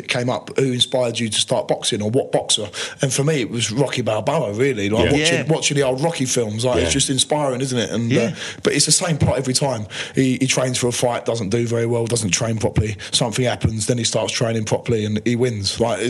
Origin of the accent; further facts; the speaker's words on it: Romford, London, United Kingdom; I grew up in Romford, born and raised in Romford, went to school at Marshall's Park, and I wouldn't say I come from a rough background, just a normal upbringing, normal background.